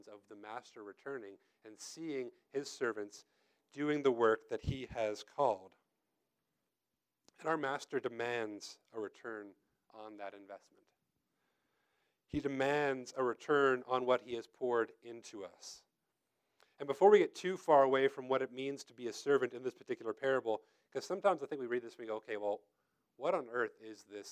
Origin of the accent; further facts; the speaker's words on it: United States; also born or lived in Tennessee; I came up from Tennessee, and I'm originally born and raised here, but I went to school down there. I came back home